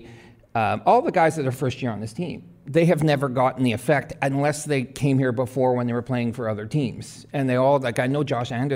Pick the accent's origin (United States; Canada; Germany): Canada; Montreal, Quebec; growing up in Montreal